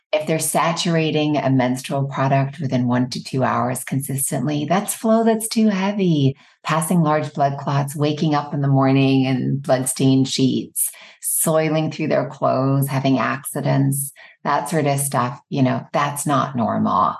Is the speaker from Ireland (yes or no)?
yes; Ireland; moved away as an adult; now in United States; I grew up in Ireland.